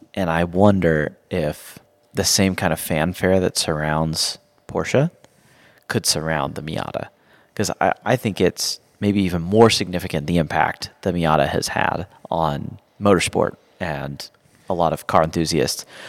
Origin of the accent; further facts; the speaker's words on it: Georgia, United States; also born or lived in Ohio; I grew up in Georgia and I still live in Georgia